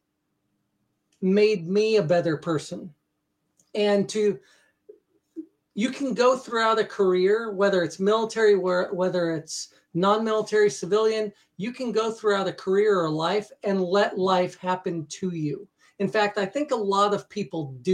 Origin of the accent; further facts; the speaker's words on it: United States; moved away as an adult; now in Norway; I come from the United States.